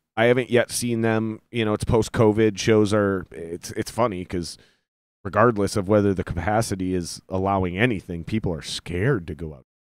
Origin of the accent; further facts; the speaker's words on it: Minnesota, United States; I was born in Minnesota.